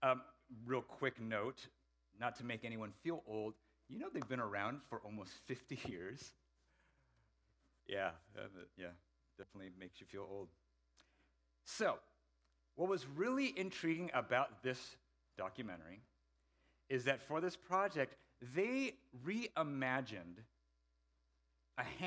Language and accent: English; Seattle, Washington, United States; moved away as an adult; also born or lived in Idaho; now in Bay Area, United States; Then I moved to Seattle, grew up there through my student years